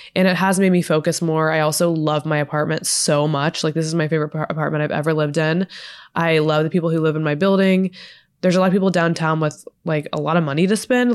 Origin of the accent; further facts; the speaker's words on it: Texas, United States; now in Los Angeles, United States; I'm from Texas